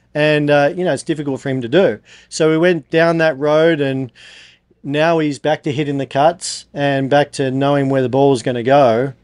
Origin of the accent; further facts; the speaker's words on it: Australia; I'm obviously from Australia